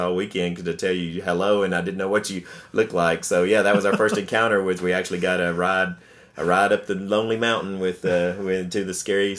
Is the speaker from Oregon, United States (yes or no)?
no; Nashville, Tennessee, United States; we're from Nashville